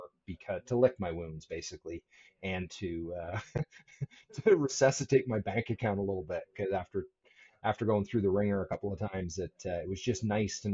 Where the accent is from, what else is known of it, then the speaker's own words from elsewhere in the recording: Annapolis Valley, Nova Scotia, Canada; moved away; also born or lived in Cambridge, Nova Scotia; I grew up in the Annapolis Valley